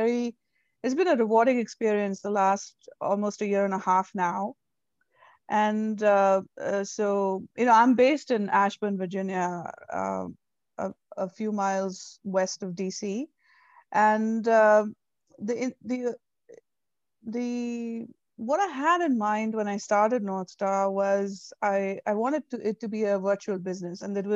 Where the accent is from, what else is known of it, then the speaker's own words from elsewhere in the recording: India; moved away as an adult; now in United States; So, I'm born and raised in India. I moved here 13 years ago.